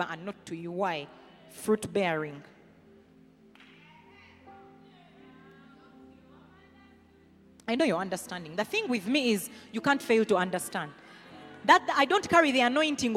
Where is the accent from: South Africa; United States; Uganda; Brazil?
Uganda; Rukungiri, Western Region; accent: Runyankore; English is a second language; also born or lived in Kampala, Uganda; you're in Chinyasano Primary. Then Rukunjiri Universal